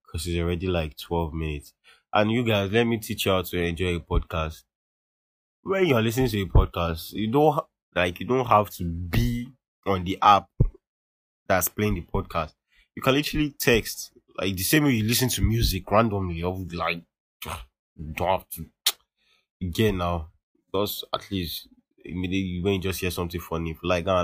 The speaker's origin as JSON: {"language": "English", "country": "Nigeria", "said": "us as Nigerian teens"}